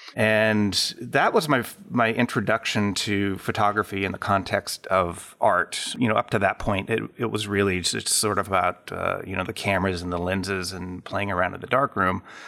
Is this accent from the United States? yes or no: yes; McCall, Idaho, United States; also born or lived in Southern California / Apple Valley, California; When I was, uh, just about five years old, we moved to, uh, a very small town in central Idaho called McCall